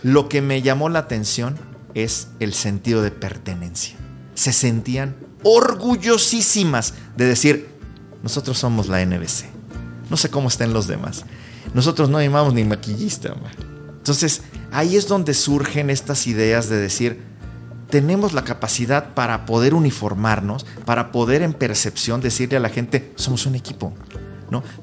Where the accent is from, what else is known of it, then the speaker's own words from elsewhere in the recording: Cuernavaca, Morelos, Mexico; now in Mexico City, Mexico; en Cuernavaca, de donde yo nací